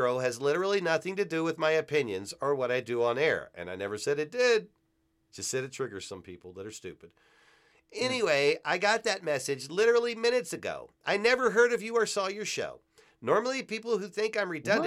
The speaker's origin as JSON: {"language": "English", "region": "Virginia", "country": "United States", "tie": "born or raised there", "also_born_or_lived": "New York", "moved": "yes", "said": "I grew up in Virginia"}